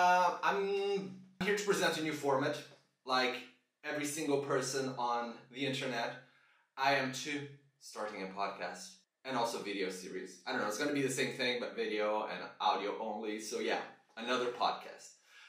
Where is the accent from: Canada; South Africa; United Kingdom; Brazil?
Brazil; moved away as an adult; also born or lived in Switzerland / New Zealand; I was born in Switzerland in 1988. At 2 years old, my family relocated to New Zealand. That's where my sister was born. Shout out, Manuk. Then when I was 6 years old, the full family relocated again to Brazil.